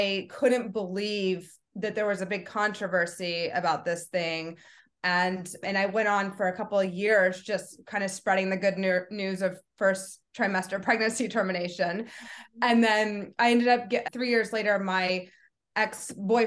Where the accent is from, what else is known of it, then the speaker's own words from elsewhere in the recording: Kentucky, United States; I grew up in Kentucky